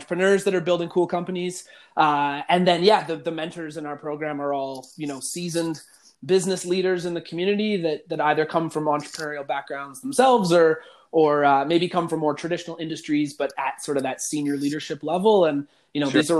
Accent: Calgary, Alberta, Canada; moved away as an adult; also born or lived in Ontario; now in Edmonton, Canada; I'm from Calgary originally. I was born and raised here

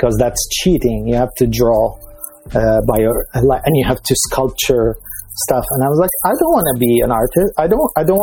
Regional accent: Damascus, Damascus Governorate, Syria; moved away as an adult; also born or lived in Dubai, United Arab Emirates; now in Amsterdam, Netherlands; I'm a guy from Damascus, Syria. My family is Lebanese, so I have a little bit of Lebanese in me. But I lived in Damascus

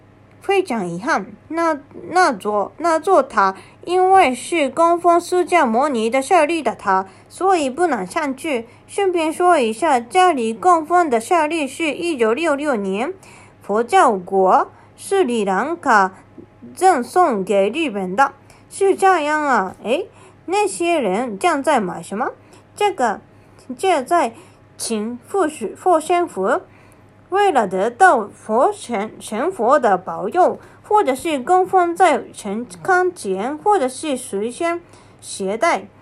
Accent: China; 而我们中国人是喜欢金色的，对，在日本红白色是吉祥物、吉祥的配色，而在中国分别是象征红白系系系的颜色。

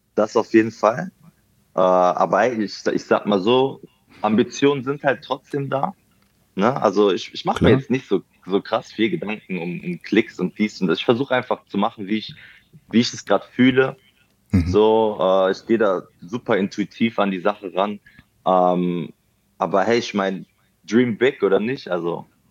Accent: Mönchengladbach, North Rhine-Westphalia, Germany; now in Berlin, Germany; war das noch damals in meiner Heimat. Also ich wohne mittlerweile in Berlin. Ich komme aber ursprünglich mhm. aus Mönchengladbach.

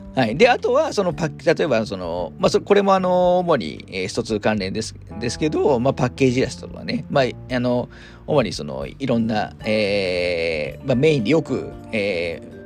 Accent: Hamamatsu, Shizuoka, Japan; 私地元が浜松なんですけど

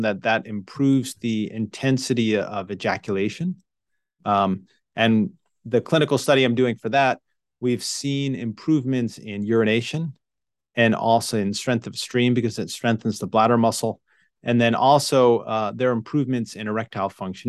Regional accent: New York, United States; moved away as an adult; I grew up in New York

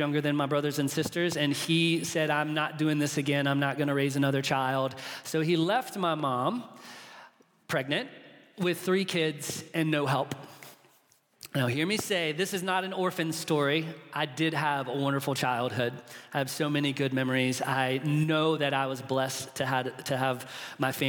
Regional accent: Charlotte, North Carolina, United States; I was born in Charlotte, North Carolina, into a family

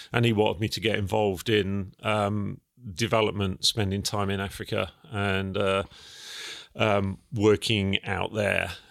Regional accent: Felixstowe, East of England, United Kingdom; also born or lived in Ipswich; I was actually born in Ipswich, but, um, my family, my parents lived in Felix Stowe. I was the first child to turn up. And, um, yeah, I was brought up in Felix Stowe, went to school in Felix Stowe.

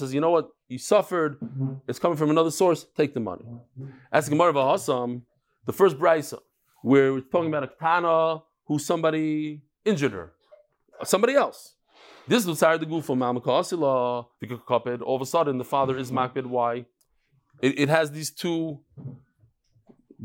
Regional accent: Lakewood, New Jersey, United States; I was born in Lakewood

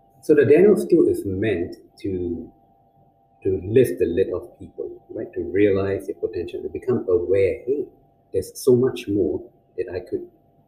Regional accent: China; See, I grew up in China.

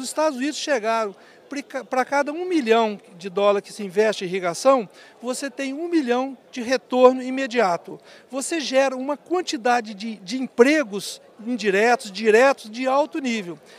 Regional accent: Viçosa, Minas Gerais, Brazil; Eu nasci em Viçosa, Minas Gerais

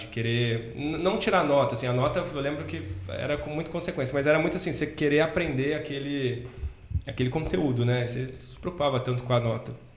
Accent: Cruzeiro, São Paulo, Brazil; eu sou de Cruzeiro, interior de São Paulo, cidadezinha, ovo, pequenininha

